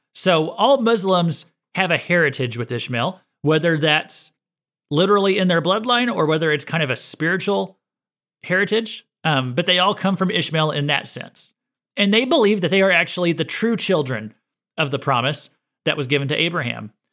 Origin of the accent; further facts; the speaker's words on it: United States; I was born in America